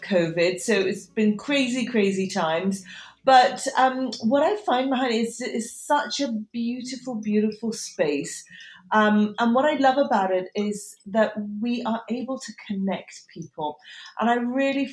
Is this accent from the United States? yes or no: no; Tehran, Tehran Province, Iran; now in United Kingdom; I was born in Tehran, and then we came and went over the years.